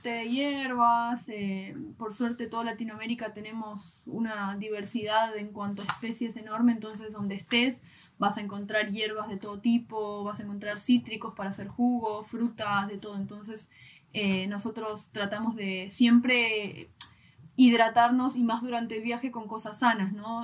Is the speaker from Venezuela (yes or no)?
no; Argentina; como los argentinos lo conocemos